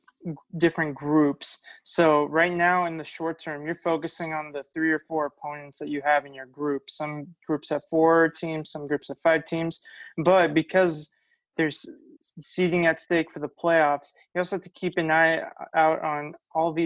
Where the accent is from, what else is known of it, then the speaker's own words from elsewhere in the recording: Bay Area, California, United States; we're from the Bay Area